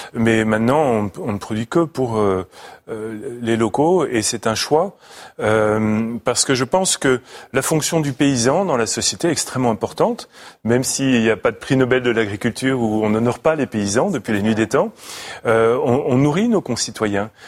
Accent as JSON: {"language": "French", "town": "Paris", "region": "Île-de-France", "country": "France", "moved": "yes", "said": "je suis un petit Parisien"}